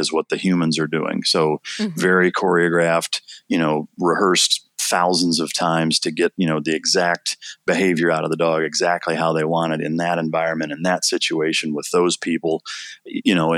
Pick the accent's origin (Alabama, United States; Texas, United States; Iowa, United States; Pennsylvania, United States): Iowa, United States; I grew up in Iowa, kind of a typical suburban / rural setting